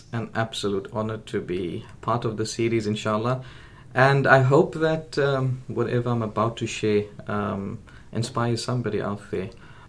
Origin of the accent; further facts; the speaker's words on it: Riyadh, Riyadh Province, Saudi Arabia; also born or lived in Durban; So I was born in Durban, a place called Westville. I stayed there for approximately 5 years before I migrated to Saudi Arabia. And for a great part of my childhood, I lived in Riyadh, the capital city.